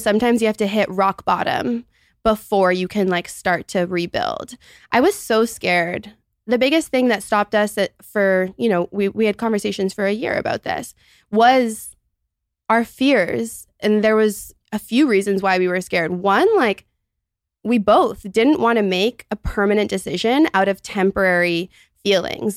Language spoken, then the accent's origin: English; Toronto, Ontario, Canada; also born or lived in Montreal, Canada; I'm thirty-one, and I'm from Toronto, Canada.